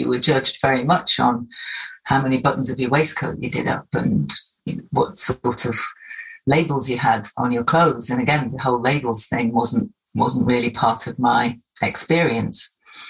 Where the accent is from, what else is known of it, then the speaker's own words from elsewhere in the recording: Hartlepool, North East England, United Kingdom; moved away; Yeah, I was born in Hartlepool, born and brought up in the northeast of England. I'm very proud of that. It's still very much something that I have as part of my sense of identity. I am from the northeast, and I'm very proud to be back here, part of that diaspora.